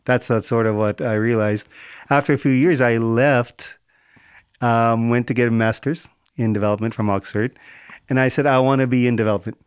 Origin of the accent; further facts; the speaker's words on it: South India, India; moved away; also born or lived in Bombay; I'm South Indian, um, all family spoke Telugu